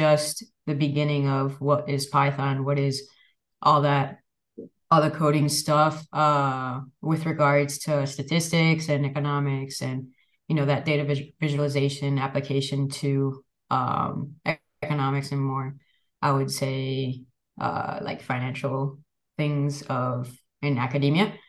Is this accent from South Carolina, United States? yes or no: no; Miami, Florida, United States; where I grew up in Miami, Florida